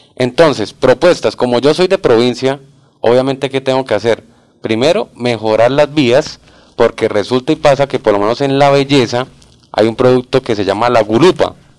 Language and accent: Spanish; Barbosa, Santander, Colombia; soy oriundo de Barbosa, Santander, un pueblo